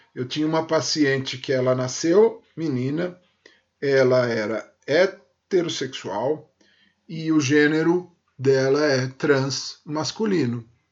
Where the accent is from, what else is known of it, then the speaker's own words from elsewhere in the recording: São Paulo, Brazil; eu nasci em São Paulo e me criei em São Paulo